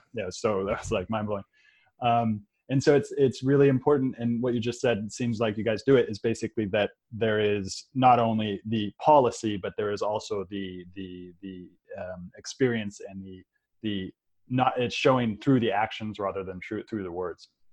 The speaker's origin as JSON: {"language": "English", "town": "Redwood City", "region": "California", "country": "United States", "tie": "born or raised there", "said": "I grew up in San Francisco. I grew up in Redwood City actually, so in the peninsula."}